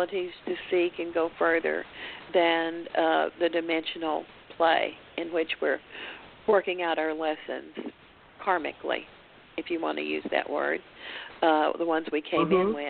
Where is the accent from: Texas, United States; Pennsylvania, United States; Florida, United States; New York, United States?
Texas, United States; Glen Rose; my husband, Robert, and I grew up in Glen Rose, which is close to Stephen Bill.